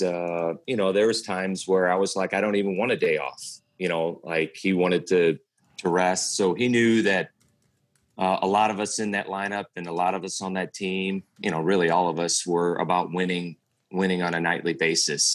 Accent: St. Louis, Missouri, United States; my whole life growing up in St. Louis

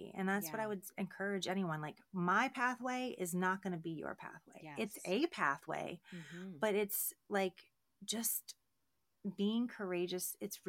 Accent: Baltimore, Maryland, United States; I started out with conversation. I'm from Baltimore. I'm like, why are you being nice to me?

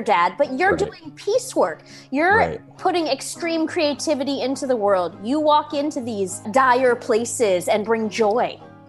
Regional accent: Bay Area, California, United States; Growing up in the Bay Area with counterculture people

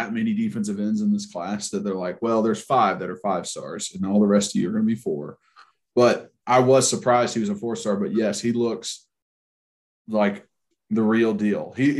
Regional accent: Tennessee, United States; I think growing up in Tennessee, you're automatically like kind of integrated into being a fan without even really trying to be.

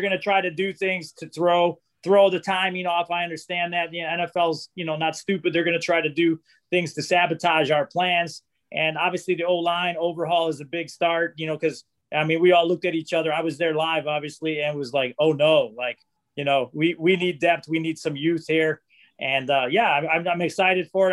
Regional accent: Chicago, Illinois, United States; now in Indiana, United States; I'm from Chicago originally, but I live in Indiana now

